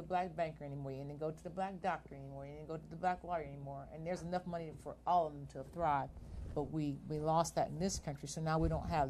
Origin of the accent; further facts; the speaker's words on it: United States; first of all, they don't know I'm American when they talk to me. Most like I said, they always think I'm Eritrean.